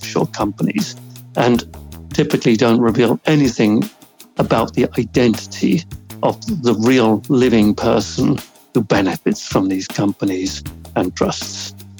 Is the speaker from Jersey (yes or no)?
yes; Jersey; I grew up in Jersey in the late 50s, early 1960s.